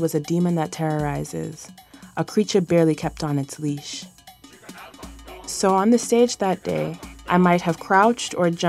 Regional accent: Trinidad & Tobago; moved away as an adult; now in United States; I grew up in Trinidad, but my father and mother are from Jamaica and Guyana, respectively.

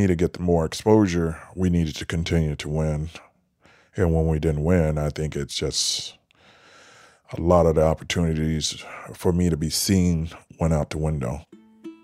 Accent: Mississippi, United States; moved away; also born or lived in Michigan; I was from Mississippi.

